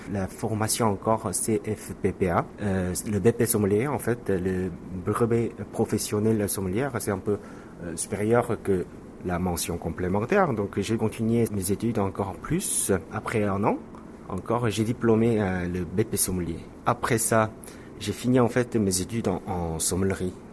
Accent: South Korea; French is a second language; moved away; also born or lived in France; travailler dans mon pays, en Corée du Sud

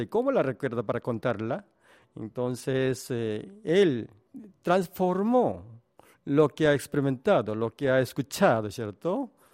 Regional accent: South Korea; Spanish is a second language; siendo un coreano

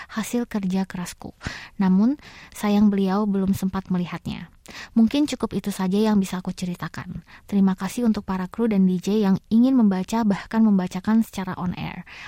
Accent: Tasikmalaya, West Java, Indonesia; now in Bekasi, Indonesia; aku masih mudik di kampung aku Tasikmalaya

